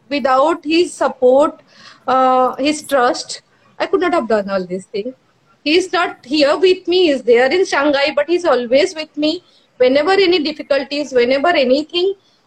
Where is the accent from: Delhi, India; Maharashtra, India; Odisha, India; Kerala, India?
Odisha, India; I'm from Orisha.